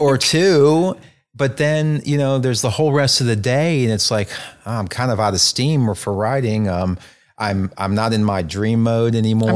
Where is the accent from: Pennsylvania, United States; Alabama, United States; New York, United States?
Alabama, United States; North; moved away as an adult; also born or lived in North Carolina; I grew up in North Alabama